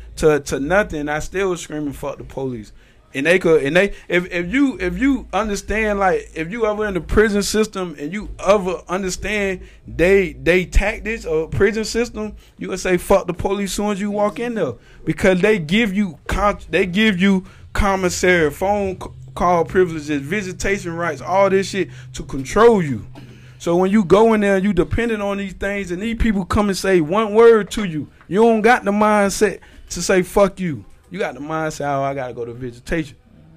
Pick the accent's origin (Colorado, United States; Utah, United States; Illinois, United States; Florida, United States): Florida, United States; Eatonville; also born or lived in Altamonte Springs; I'm from Eanville, Altamont, Fawcett Road.